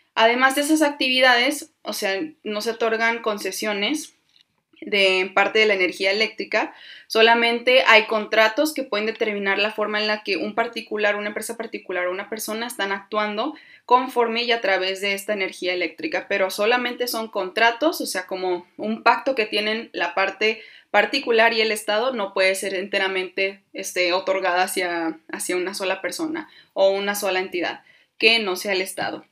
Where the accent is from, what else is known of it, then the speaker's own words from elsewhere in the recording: Mexico; nosotros como mexicanos